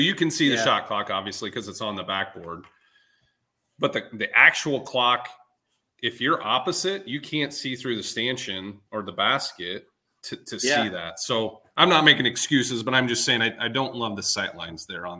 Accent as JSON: {"language": "English", "town": "Earlham", "region": "Iowa", "country": "United States", "said": "This isn't just because I'm from Earlham and graduated from Earlham."}